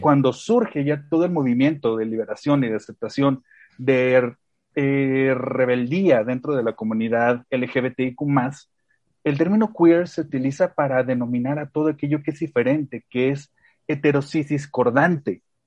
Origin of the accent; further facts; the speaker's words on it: León, Guanajuato, Mexico; yo soy de León, que es como muchas personas saben, una ciudad increíblemente mocha